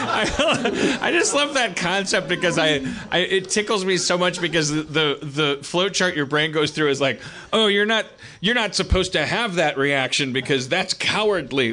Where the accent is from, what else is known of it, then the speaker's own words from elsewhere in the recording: Milwaukee, Wisconsin, United States; now in Los Angeles, United States; I grew up in Milwaukee